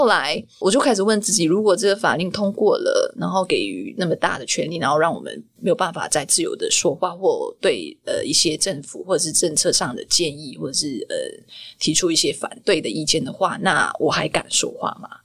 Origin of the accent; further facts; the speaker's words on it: Malaysia; moved away as an adult; also born or lived in Kuala Lumpur, Malaysia; now in Taiwan; 我来自马来西亚